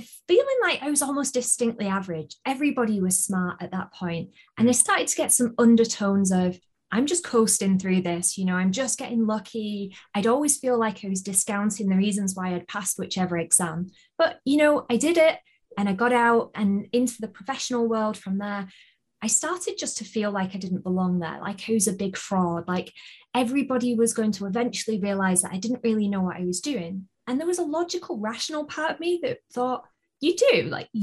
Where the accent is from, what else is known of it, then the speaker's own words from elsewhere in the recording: United Kingdom; accent: British; I shall do my best to have my best British accent